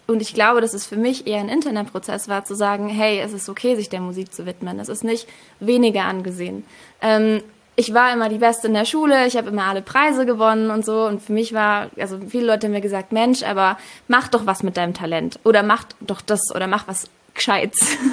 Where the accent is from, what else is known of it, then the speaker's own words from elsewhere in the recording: Germany; moved away as an adult; now in Mexico; Also ich bin in Deutschland geboren, mein Papa ist aus Argentinien und ich bin, jetzt seit zwei Jahren in Mexiko